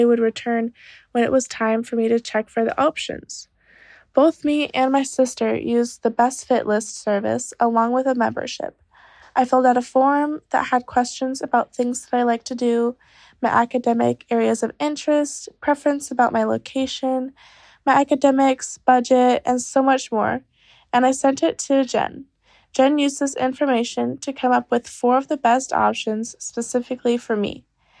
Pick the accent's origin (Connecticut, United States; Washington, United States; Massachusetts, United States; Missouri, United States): Washington, United States; now in Netherlands; I'm from Washington State and entering my second year of study at HU University in the Netherlands.